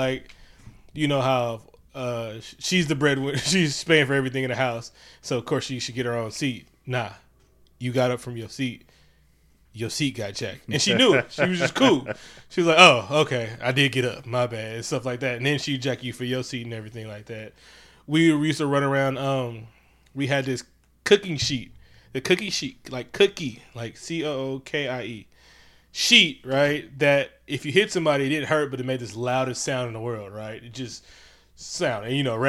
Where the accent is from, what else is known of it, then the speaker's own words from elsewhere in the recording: Oakland, California, United States; also born or lived in Concord; I was born and raised in Oakland. Lived in Concord for 3 years, then moved back to Oakland. I've only ever lived in Oakland and Concord. Funny part, in Oakland, I've only ever lived in the 80s blocks.